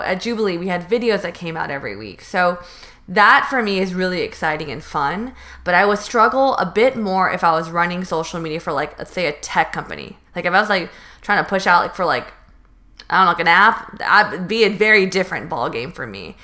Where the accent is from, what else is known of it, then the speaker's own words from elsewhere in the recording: Northern California, United States; moved away as an adult; now in Los Angeles, United States; I'm from North, NorCal.